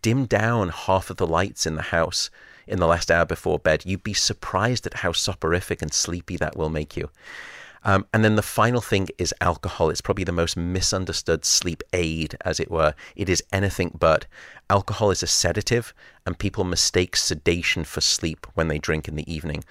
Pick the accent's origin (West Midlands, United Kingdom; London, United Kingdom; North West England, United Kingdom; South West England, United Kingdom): North West England, United Kingdom; Liverpool; now in San Francisco, United States; I was born in Alderhay Hospital.